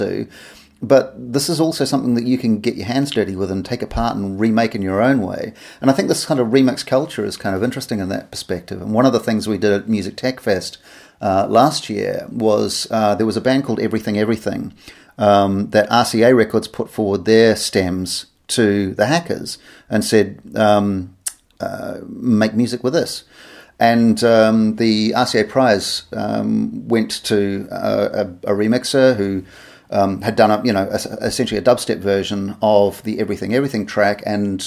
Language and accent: English; New Zealand; moved away; I'm from New Zealand originally